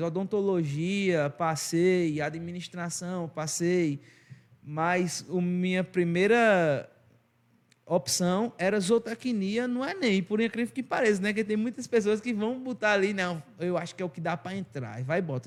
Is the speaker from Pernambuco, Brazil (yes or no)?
yes; Arcoverde, Pernambuco, Brazil; accent: sotaque arrastado nordestino; Eu sou arco-verdense com muito orgulho, é uma cidade do interior, Portal do Sertão, pernambucano